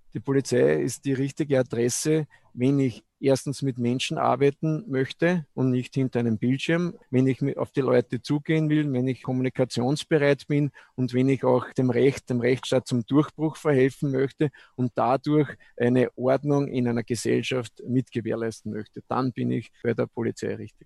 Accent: Eggenburg, Lower Austria, Austria; ich bin in, in der Straßenmeisterei Eckenburg quasi aufgewachsen

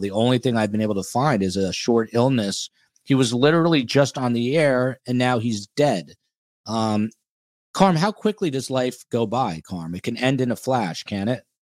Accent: Highland Park, New Jersey, United States; I grew up walking the streets of Highland Park, New Jersey

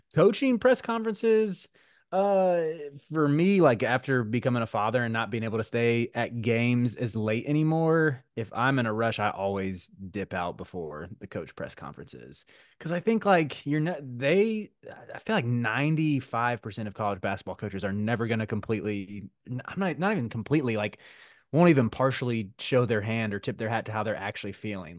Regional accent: Charlotte, North Carolina, United States; I grew up in Charlotte

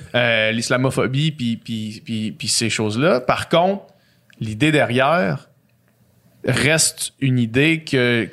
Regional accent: Saguenay, Quebec, Canada; j'ai grandi à Chicoutimi

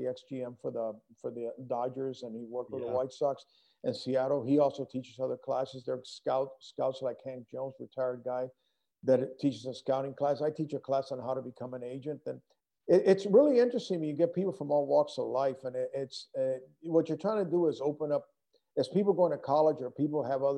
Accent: Puerto Rico; moved away; also born or lived in Denver; I grew up in Puerto Rico and represented Puerto Rico in some international amateur tournaments

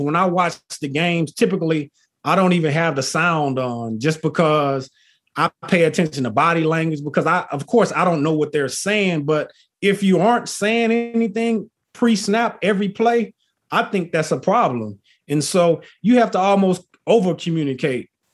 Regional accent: Texas, United States; also born or lived in Philadelphia / Notre Dame, Indiana; I'm originally from Texas, you know, country boy at heart. I live here in Texas currently

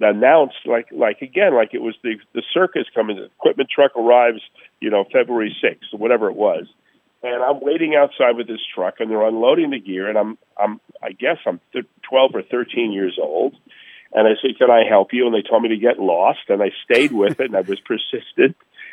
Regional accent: Miami, Florida, United States; I grew up in Miami

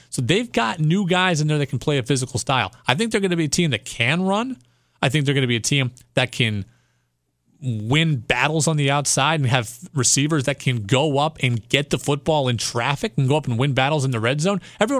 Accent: Seattle, Washington, United States; now in New England, United States; I'm actually a Seahawks fan, and I grew up in Seattle, and I'm still a diehard Seahawks fan

